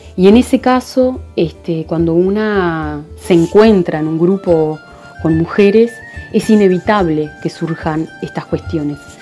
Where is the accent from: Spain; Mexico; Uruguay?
Uruguay; soy psicóloga uruguaya